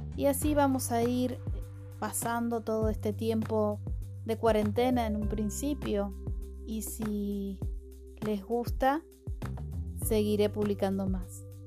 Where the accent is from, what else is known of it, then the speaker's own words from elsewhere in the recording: Buenos Aires, Argentina; soy de Buenos Aires, Argentina